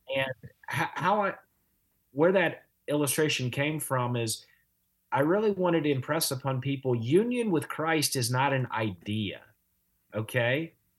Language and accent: English; Louisiana, United States; moved away as an adult; also born or lived in Chattanooga, Tennessee / Los Angeles; now in Evansville, United States; I'm from the other L A. I grew up in Louisiana